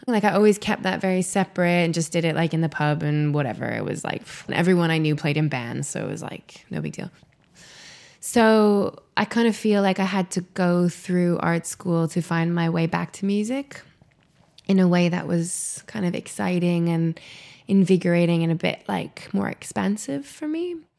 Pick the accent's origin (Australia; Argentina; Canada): Canada; Winnipeg, Manitoba; moved away as an adult; now in London, United Kingdom; I am originally from Winnipeg, Manitoba, in Canada, but I've lived in London for about 11 years